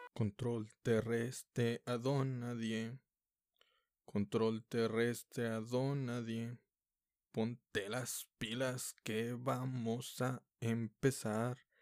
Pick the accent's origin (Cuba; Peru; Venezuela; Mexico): Mexico; como mexicanos